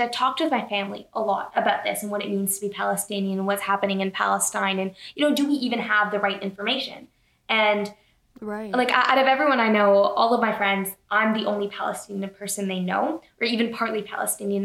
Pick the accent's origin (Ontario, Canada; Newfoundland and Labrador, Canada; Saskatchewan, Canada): Ontario, Canada; Toronto; from Toronto, Canada